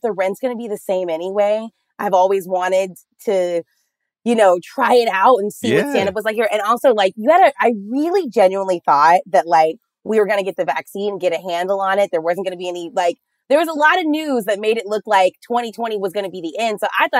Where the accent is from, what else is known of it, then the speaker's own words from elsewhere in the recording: Dallas, Texas, United States; also born or lived in Austin, Texas; now in Los Angeles, United States; I'm from Dallas, Texas. Moved here from Austin, Texas in September 2020.